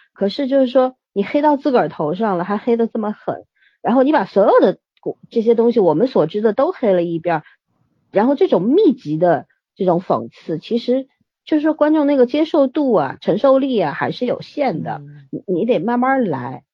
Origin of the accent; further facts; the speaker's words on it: China; 我们中国人其实是不够幽默的